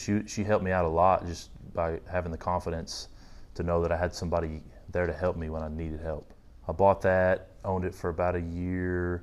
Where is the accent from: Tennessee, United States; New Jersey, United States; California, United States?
Tennessee, United States; Tullahoma; moved away as an adult; also born or lived in North Carolina; now in Nashville, United States; now I'm in the Nashville, Tennessee area, but originally from a small town in Tennessee called Tullahoma